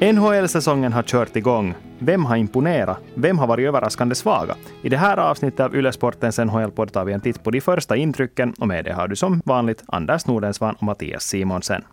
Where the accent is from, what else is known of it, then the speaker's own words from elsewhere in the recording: Finland; vi är ju ändå finländare